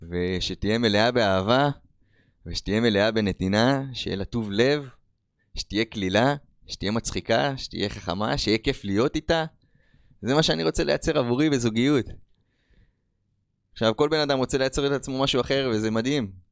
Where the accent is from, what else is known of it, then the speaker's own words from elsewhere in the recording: Rishon LeZion, Central District, Israel; moved away as an adult; also born or lived in United States; אני בן 36, כמו שאמרתי לכם … אמ, מי שגדלתי פה בראשון לציון, בארץ ישראל, ובשנת 2009 אה, החלטתי לעזוב לארצות הברית. אה, הייתי שם עד שנת 2022.